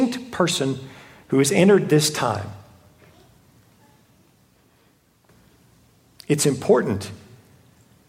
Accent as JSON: {"language": "English", "town": "Houston", "region": "Texas", "country": "United States", "tie": "born or raised there", "said": "I grew up in Houston"}